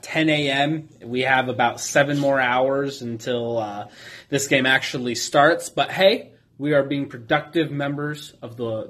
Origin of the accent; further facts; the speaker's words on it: Arizona, United States; I was born and raised in Arizona.